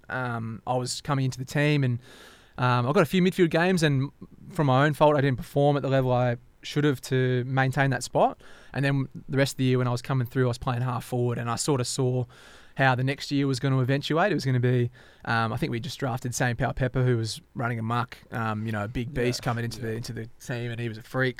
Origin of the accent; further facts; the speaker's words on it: Perth, Western Australia, Australia; also born or lived in Derby, Western Australia; growing up in Armadale and Kelmscott, it's a bit of an island